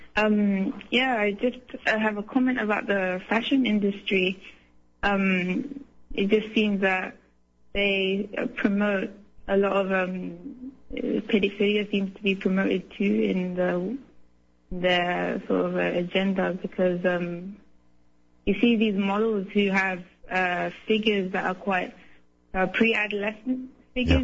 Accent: London, United Kingdom; now in Hamburg, Germany; I'm in Hamburg now and I'm originally from London

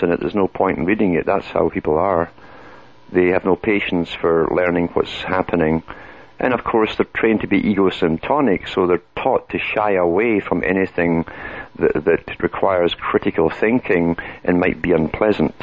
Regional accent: United Kingdom; now in Canada; I come from Britain

